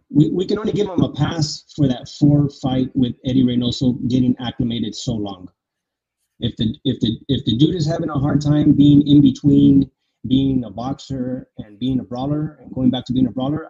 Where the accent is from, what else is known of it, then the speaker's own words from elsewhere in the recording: San Diego, California, United States; I'm from San Diego